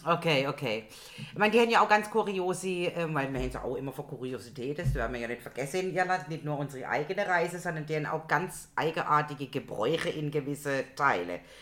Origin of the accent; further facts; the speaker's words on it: Germany; wir uns als Deutschig outeten